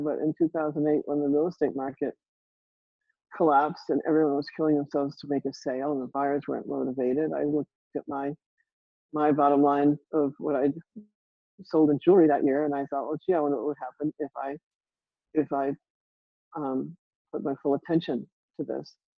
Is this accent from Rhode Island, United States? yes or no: yes; Rhode Island, United States; I grew up in Rhode Island